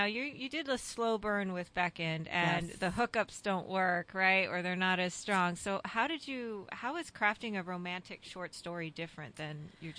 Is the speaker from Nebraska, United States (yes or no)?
no; Texas, United States; I grew up in Texas.